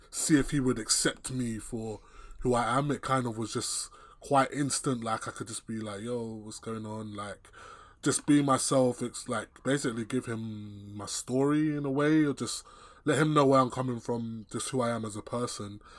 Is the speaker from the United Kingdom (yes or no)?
yes; England, United Kingdom; I was born, born and raised here